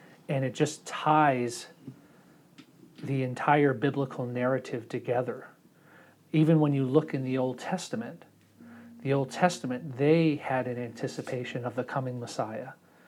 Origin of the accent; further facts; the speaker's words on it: Germany; See, I grew up in Germany mostly for most of my childhood, and my mother is German.